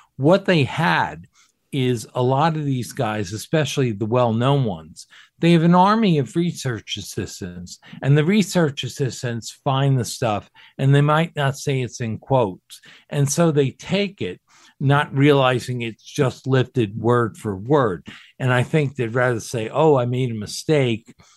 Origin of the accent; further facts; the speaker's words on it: New Jersey, United States; also born or lived in Camp Pendleton, California; they settled in New Jersey, where I grew up.